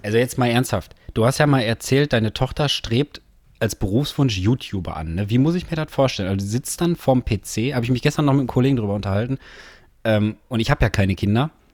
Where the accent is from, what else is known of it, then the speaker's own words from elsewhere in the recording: Herne, North Rhine-Westphalia, Germany; sind beide hier geboren. Du, Gelsenkirchener, ich, Herner slash Wanne-Eickel